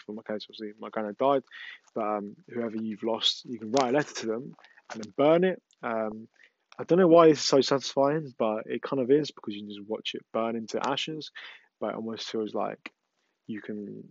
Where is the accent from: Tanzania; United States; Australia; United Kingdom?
United Kingdom; England; I know I'm from England, but my English is not the best